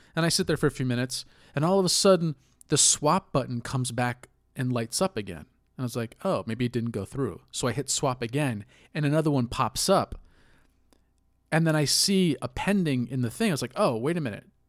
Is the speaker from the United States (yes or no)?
yes; United States; as an American